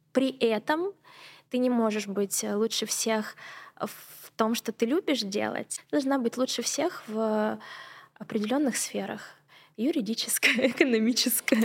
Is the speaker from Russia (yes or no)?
yes; Surgut, Khanty-Mansi Autonomous Okrug, Russia; moved away as an adult; also born or lived in Yekaterinburg; Я mm-hmm. родилась в Сургуте моя семья беженцы из, из, из Абхазии, да, и мы вынуждены были переехать другое место. И я родилась в Сургуте, и вот я у нас была супер крутая школа